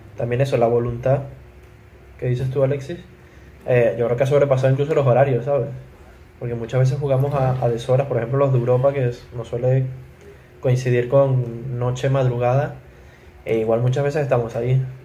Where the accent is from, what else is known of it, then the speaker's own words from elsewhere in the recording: Venezuela; moved away; nosotros siempre en Venezuela, el grupo siempre se mantenía activo. O sea, el grupo no se creó cuando nos fuimos de Venezuela